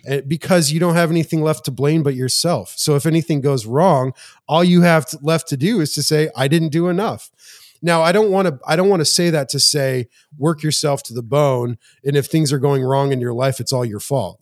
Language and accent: English; Montana, United States; moved away; also born or lived in Spring Hill, Tennessee; I'm from Montana